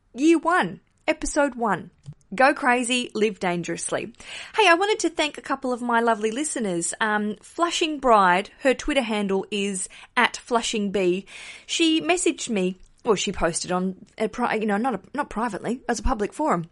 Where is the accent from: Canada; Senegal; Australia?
Australia; accent: Australian; now in London, United Kingdom; hear my accent and go, "Oh, Australian